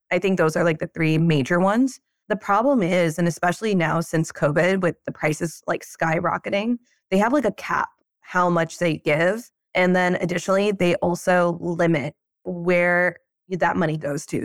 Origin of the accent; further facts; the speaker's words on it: Pennsylvania, United States; moved away; I'm from Pennsylvania